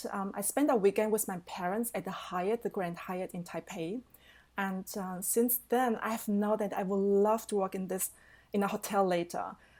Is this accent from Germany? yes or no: yes; Germany; also born or lived in Taiwan; I'm originally from Taiwan. So the little but very charming island next to China, to our big sister China. I came to Germany when I was 10 and I grew up with my aunt and uncle.